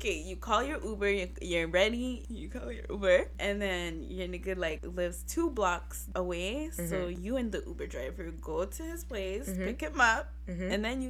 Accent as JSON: {"language": "English", "town": "Montreal", "region": "Quebec", "country": "Canada", "said": "Or we're all from Montreal, right?"}